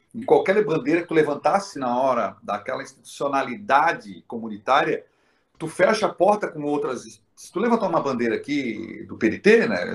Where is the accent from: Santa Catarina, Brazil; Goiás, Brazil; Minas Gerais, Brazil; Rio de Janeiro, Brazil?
Santa Catarina, Brazil; Florianópolis; eu tive a honra de nascer nessa cidade linda